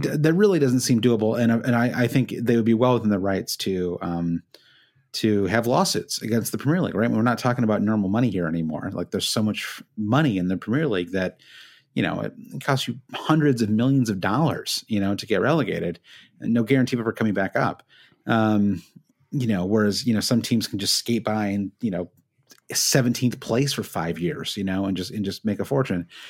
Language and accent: English; Midwest, United States; moved away as an adult; now in Brooklyn, United States; when I was growing up in the Midwest